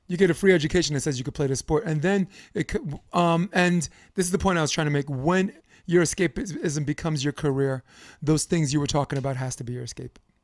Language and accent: English; New York, United States; as a New Yorker